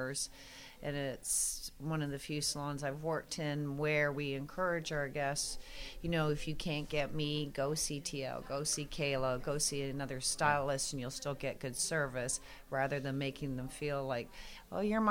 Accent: Canada; moved away as an adult; now in Fredericksburg, United States; I'm from Canada

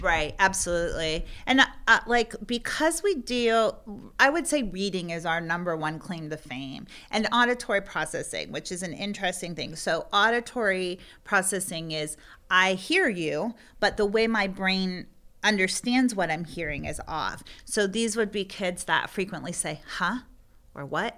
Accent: Pennsylvania, United States; moved away as an adult; now in Virginia, United States; I'm from Pennsylvania

